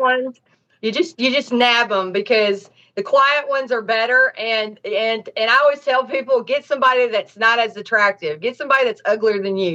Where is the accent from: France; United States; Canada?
United States; Nashville, Tennessee; also born or lived in Dade County, Florida; now in Los Angeles, United States; I'm from Tennessee, Nashville